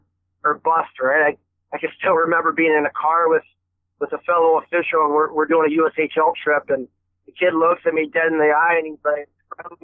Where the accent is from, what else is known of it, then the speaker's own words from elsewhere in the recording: Erie, Pennsylvania, United States; my hometown, Erie, Pennsylvania